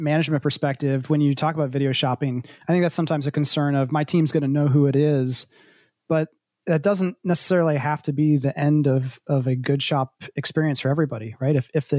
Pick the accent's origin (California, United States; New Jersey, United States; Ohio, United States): Ohio, United States; growing up in Central Ohio, I'd say, how long is it going to take to get there?